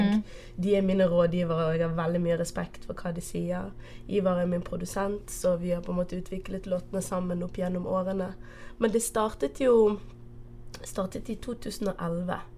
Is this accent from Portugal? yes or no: yes; Portugal; accent: Bergen; first language Portuguese; Norwegian is a second language; also born or lived in Bergen, Norway; now in Norway; det er portugisisk som er ja, mm. Som er morsmålet mitt. Ja. Jeg er opprinnelig fra Portugal.